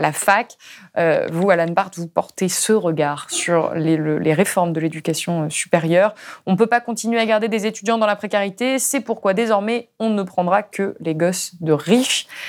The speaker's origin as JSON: {"language": "French", "area": "Ardèche", "region": "Auvergne-Rhône-Alpes", "country": "France", "said": "je viens d'Ardèche, d'un tout petit village"}